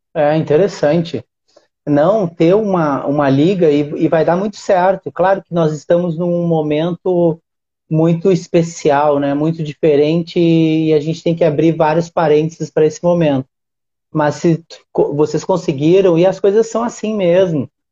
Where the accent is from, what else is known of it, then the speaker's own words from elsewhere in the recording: Uruguaiana, Rio Grande do Sul, Brazil; now in Rio de Janeiro, Brazil; que é a Liga Uruguaianense de Basquete, que é a cidade onde eu nasci